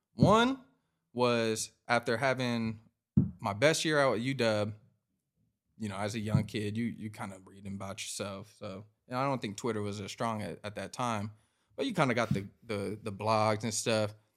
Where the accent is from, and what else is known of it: Washington, United States; born or raised there